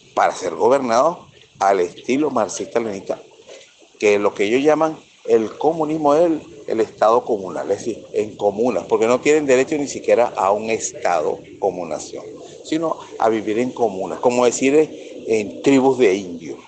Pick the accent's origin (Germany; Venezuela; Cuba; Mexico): Venezuela; que es lo que somos todos los venezolanos, todos, sin excepción